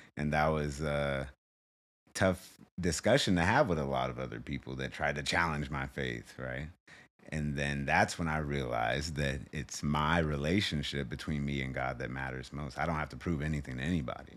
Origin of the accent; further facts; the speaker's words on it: Arizona, United States; also born or lived in Kansas City; a chapter in growing up in Arizona